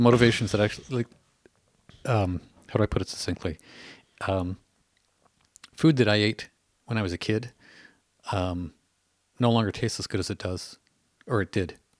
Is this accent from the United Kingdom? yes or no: no; Canada; I hear that as a Canadian